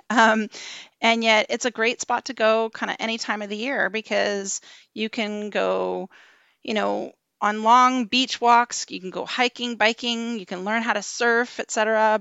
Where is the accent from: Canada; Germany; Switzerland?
Canada; Ontario; moved away as an adult; now in British Columbia, Canada; I am originally from Ontario